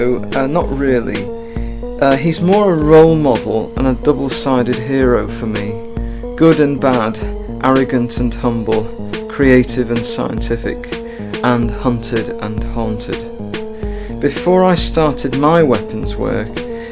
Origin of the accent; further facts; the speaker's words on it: Liverpool, North West England, United Kingdom; I'm from Liverpool